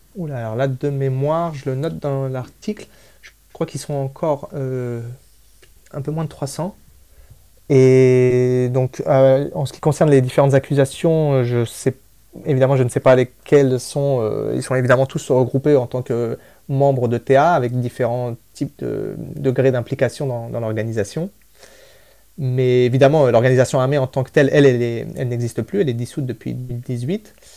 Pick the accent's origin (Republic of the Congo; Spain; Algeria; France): Spain; moved away; je suis moi-même de nationalité espagnole. Je suis né en Espagne